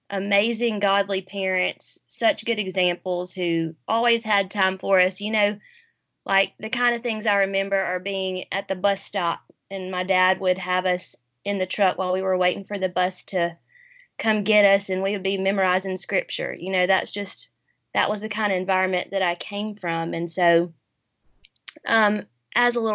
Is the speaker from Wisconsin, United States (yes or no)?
no; New Orleans, Louisiana, United States; born there; I was born in New Orleans while my parents were in seminary.